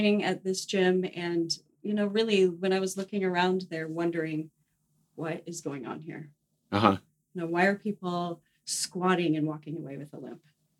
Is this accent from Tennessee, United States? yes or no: no; Fort Collins, Colorado, United States; also born or lived in Flagstaff, Arizona / Boulder, Colorado; I am from Fort Collins, and I've been there for pretty much since fourth grade. I'm not a Colorado native, but been there that long.